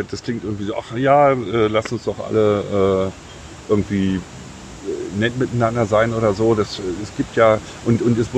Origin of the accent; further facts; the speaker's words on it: Berlin, Germany; Ja, ich komme aus Berlin.